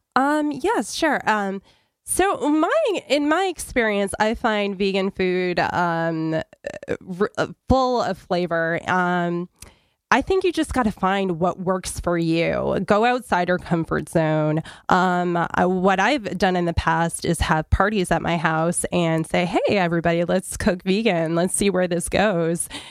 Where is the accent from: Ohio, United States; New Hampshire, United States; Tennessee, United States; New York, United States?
New Hampshire, United States; I grew up in New Hampshire